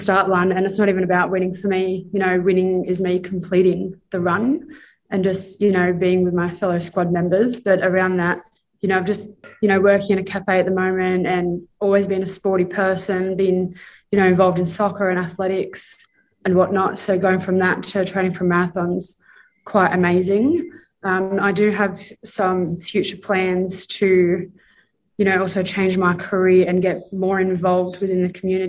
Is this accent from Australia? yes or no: yes; Dharawal country, Illawarra, New South Wales, Australia; born and raised on Darawal country though, down in the Illawarra